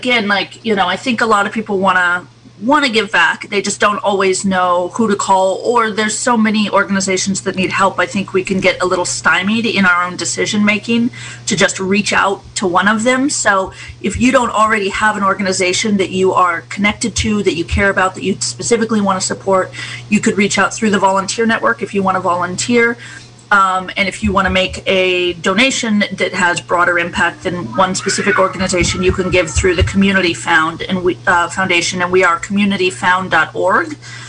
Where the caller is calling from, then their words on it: Ukiah, California, United States; Zoom, I'm calling you from Ukiah.